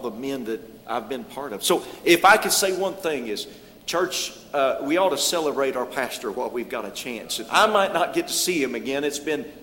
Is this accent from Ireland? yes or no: no; Hicksville, Ohio, United States; now in Kentucky, United States; I was in Ohio. I was born in Hicksville, Ohio